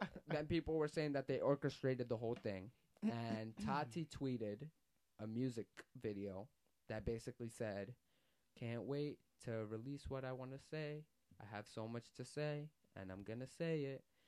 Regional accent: New York, United States; I was from New York

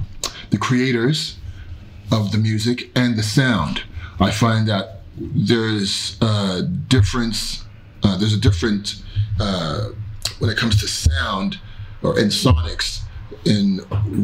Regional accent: Canada; being Canadian, being Black, and being in Canada

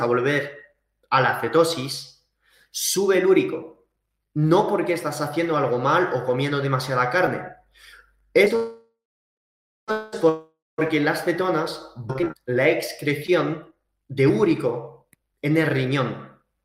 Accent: Saint-Gaudens, Occitania, France; also born or lived in Valencia, Spain; now in Andorra la Vella, Andorra; yo he estado viviendo en la montaña desde niño, o sea, yo soy francés y español de mis padres, pero vivido en los Pirineos, en el sur de, de Toulouse, en Saint-Gaudens

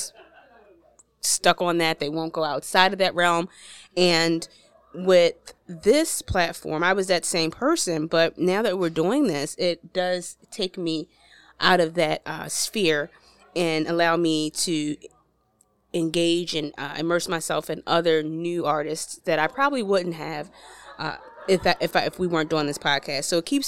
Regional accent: Baltimore, Maryland, United States; now in Virginia, United States; Originally from Baltimore, Maryland.

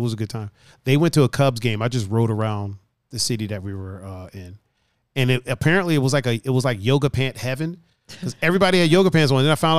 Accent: Cleveland, Ohio, United States; I was like, yeah, we're here from Cleveland. And I'm like, where I live, there's a yoga studio, but it's not like there's five right here.

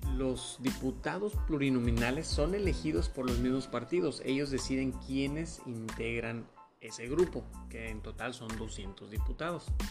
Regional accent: Mexico; Nosotros como mexicanos

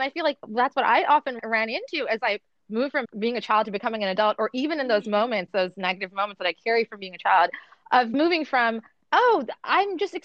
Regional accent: Toronto, Ontario, Canada; also born or lived in Dubai; I grew up in Canada after I moved to Toronto from Dubai. I was 6 years old

